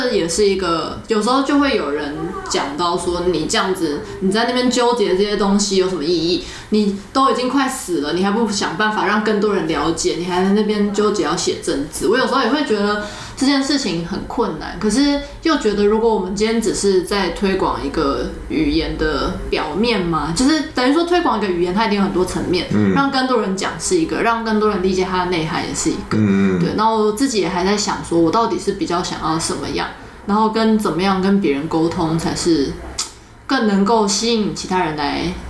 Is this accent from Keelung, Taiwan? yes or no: yes; Keelung, Taiwan; 像比如说我在基隆长大，我学的台语，就我发现其实跟台北也有一点点不一样。